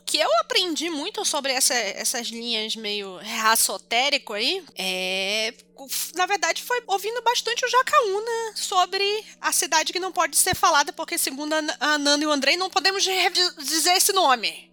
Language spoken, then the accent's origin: Portuguese; North Region, Brazil; moved away; minha terra é o norte